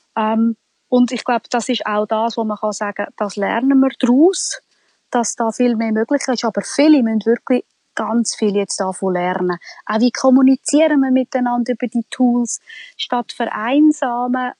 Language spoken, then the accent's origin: German; Switzerland; bei uns in der Schweiz